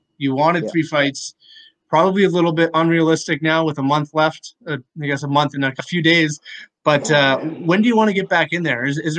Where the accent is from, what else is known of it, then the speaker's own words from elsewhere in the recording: Canada; being Canadian, I'm always going to have the GSP bias.